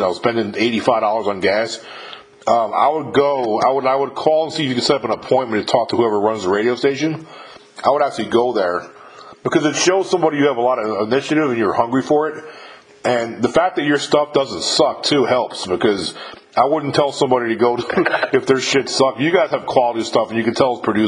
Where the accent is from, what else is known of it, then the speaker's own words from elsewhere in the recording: upstate New York, United States; I was born and raised in upstate New York